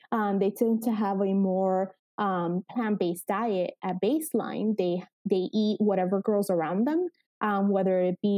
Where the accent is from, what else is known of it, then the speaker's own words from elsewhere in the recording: Florida, United States; my roots are really the you know we call um, my hometown here um, like uh, it's kind of like little Havana, right? So it's like a small Cuba um, here in the middle of South Florida.